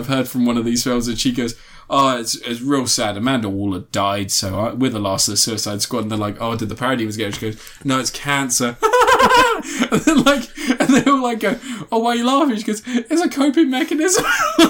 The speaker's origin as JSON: {"language": "English", "country": "United Kingdom", "said": "we're British"}